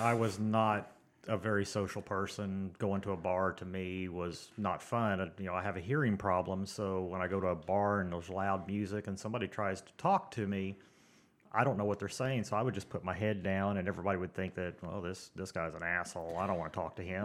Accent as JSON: {"language": "English", "town": "Tulsa", "region": "Oklahoma", "country": "United States", "said": "I'm from Tulsa"}